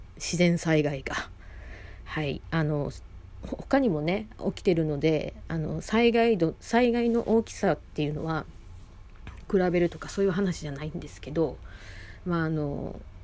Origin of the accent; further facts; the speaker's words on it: Osaka, Japan; 私大阪出身で